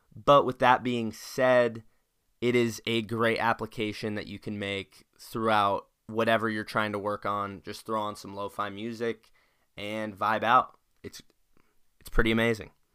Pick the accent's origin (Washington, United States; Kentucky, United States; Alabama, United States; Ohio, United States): Washington, United States; Spokane; being a Washingtonian growing up in Spokane